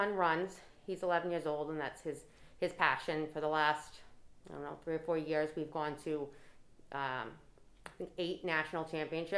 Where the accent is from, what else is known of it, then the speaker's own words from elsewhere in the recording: Cranston, Rhode Island, United States; also born or lived in Tallahassee, Florida; I am from Cranston, born and raised here, went through the public schools